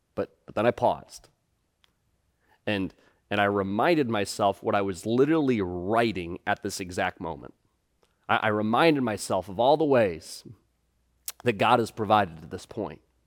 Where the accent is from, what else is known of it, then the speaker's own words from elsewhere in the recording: United States; we as, as American Christians